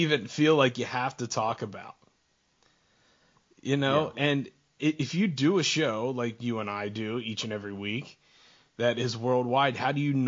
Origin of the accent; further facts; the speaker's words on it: Pennsylvania, United States; Pennsylvania, my home state